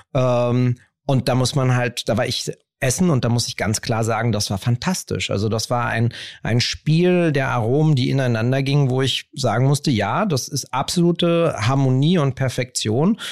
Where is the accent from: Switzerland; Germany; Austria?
Germany; Berlin; Ich bin ja in Kreuzberg aufgewachsen